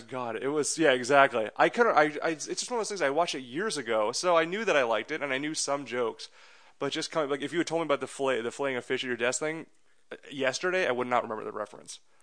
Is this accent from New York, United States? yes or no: no; Andover, Massachusetts, United States; also born or lived in India; I grew up in Massachusetts in a, in a town called Andover, a suburb of Boston